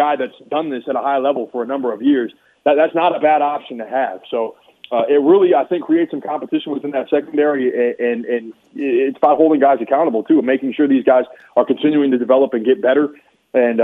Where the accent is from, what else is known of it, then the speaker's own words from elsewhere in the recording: Minneapolis–Saint Paul, Minnesota, United States; moved away; I'm from the Twin Cities